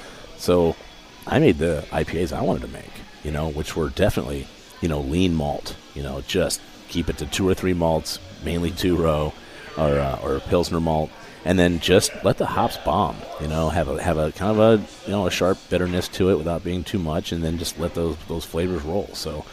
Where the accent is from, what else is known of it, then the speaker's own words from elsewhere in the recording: Midwest, United States; You know, I grew up in the Midwest, so, you know, I was kind of used to those styles.